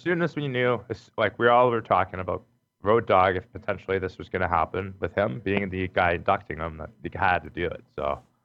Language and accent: English; Calgary, Alberta, Canada; I'm from Calgary